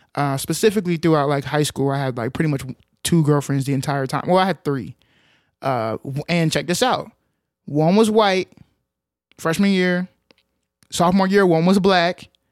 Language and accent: English; Arlington, Texas, United States; I grew up in Arlington, Texas